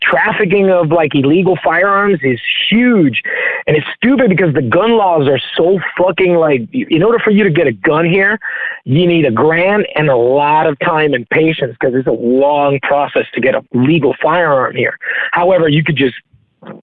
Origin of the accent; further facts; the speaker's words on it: Puerto Rico; I'm from Puerto Rico.